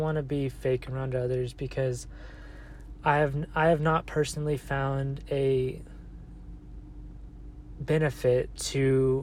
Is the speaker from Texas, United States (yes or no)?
yes; Texas, United States; moved away as an adult; now in Colorado, United States; currently I'm in Colorado because I was born in Texas. So my whole life I've lived in this 30-45 minute area